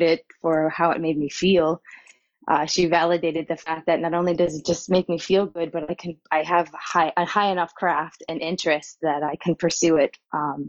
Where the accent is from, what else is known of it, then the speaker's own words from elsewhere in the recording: Long Island, New York, United States; accent: Long Island drawl; also born or lived in North Carolina; I was born in North Carolina. And then I very quickly moved to Long Island, where I was raised on in the North Shore, Long Island, small harbor town.